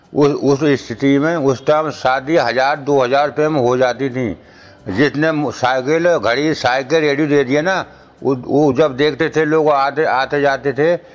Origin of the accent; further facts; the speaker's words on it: India; moved away as an adult; now in Delhi, India; ग्राम दघारी के रहने वाले हैं डिस्ट्रिक्ट जिला बधाइयों के